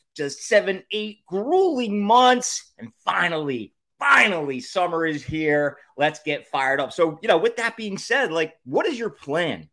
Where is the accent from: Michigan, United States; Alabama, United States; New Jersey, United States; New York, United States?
New Jersey, United States; Wildwood; As a kid, I grew up in Wildwood